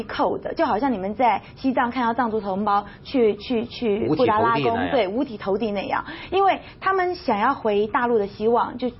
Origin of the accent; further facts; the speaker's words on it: Taiwan; 对于我们这种在台湾出生的，应该算是呃祖辈是外省人吧？大陆随着四九年，随着国民政府来到台湾的这批人